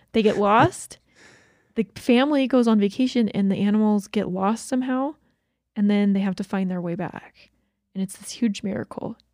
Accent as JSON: {"language": "English", "region": "Georgia", "country": "United States", "tie": "born or raised there", "said": "I grew up in Georgia"}